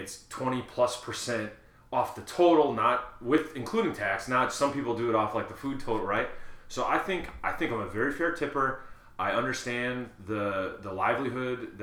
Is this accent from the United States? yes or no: yes; Wisconsin, United States; when I grew up in Wisconsin